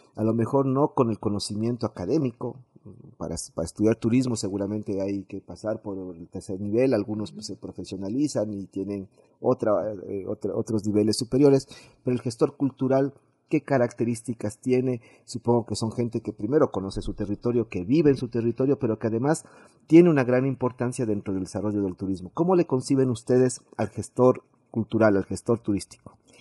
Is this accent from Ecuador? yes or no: yes; Quito, Pichincha, Ecuador; como quiteños